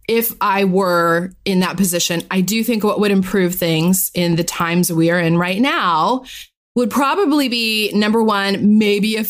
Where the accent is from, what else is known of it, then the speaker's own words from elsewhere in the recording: Florida, United States; I grew up in Florida